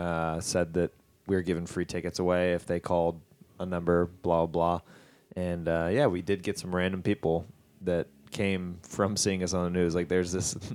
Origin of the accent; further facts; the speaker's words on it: Kansas City, Missouri, United States; moved away; I was back in Kansas City, my hometown